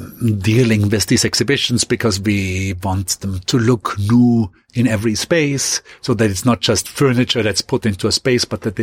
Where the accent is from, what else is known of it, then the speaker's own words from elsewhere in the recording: Austria; going quickly back to my hometown in Austria